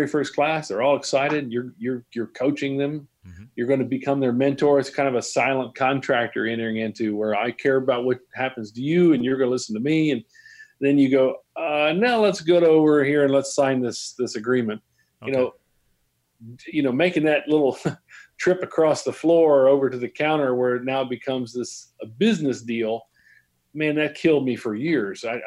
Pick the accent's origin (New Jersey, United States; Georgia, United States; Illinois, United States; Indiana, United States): Indiana, United States; moved away as an adult; also born or lived in Lexington, Kentucky; now in Texas, United States; I'm from Indiana